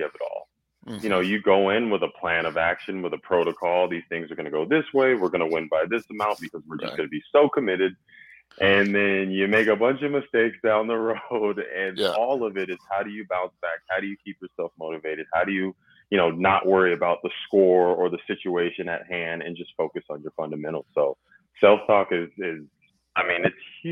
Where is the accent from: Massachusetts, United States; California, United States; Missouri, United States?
California, United States; moved away as an adult; I'm from California